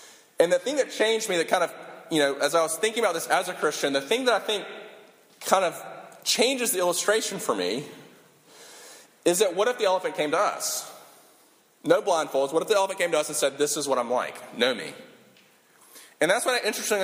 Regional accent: Sumter, South Carolina, United States; this tiny high school that we grew up in together in Sumter, South Carolina

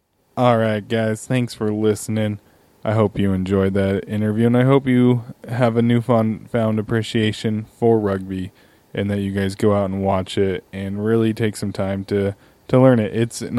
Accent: Sacramento, California, United States; now in Los Angeles, United States; I'm jumping on the bandwagon for Sacramento. I've decided that is going to be my team since that's my hometown.

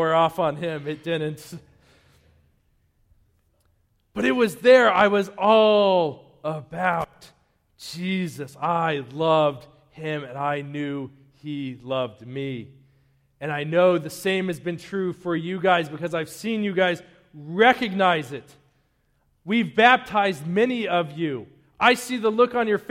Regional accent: Denver, Colorado, United States; also born or lived in Eastern Plains, Colorado; now in Wakefield, United States; I grew up in Denver. Before I moved to that dusty cow town on the Eastern Plains, I was like 15 minutes from the mountains.

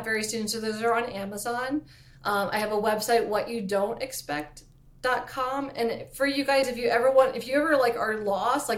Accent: East Coast, United States; I talk so fast because I'm from the East Coast

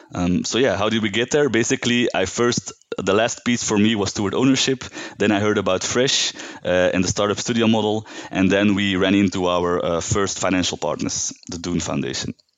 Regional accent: Belgium; now in Uganda; I'm from Belgium. Uh, I live in Uganda now

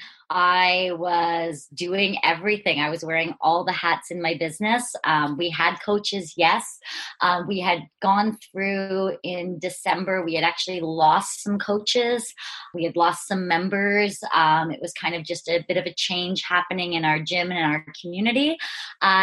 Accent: Brantford, Ontario, Canada; I am from Brantford, Ontario, one of the Canadians in the Two Brain fold.

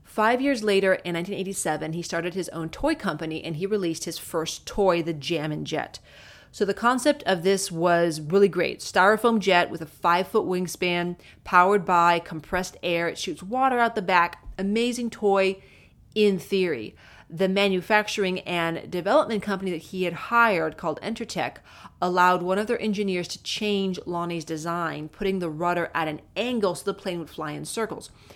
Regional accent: Southern California, United States; as a kid growing up in Southern California

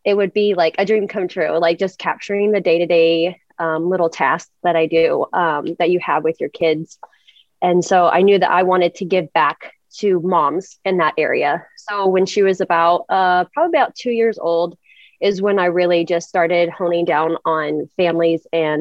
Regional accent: Portland, Oregon, United States; I am from Portland, Oregon

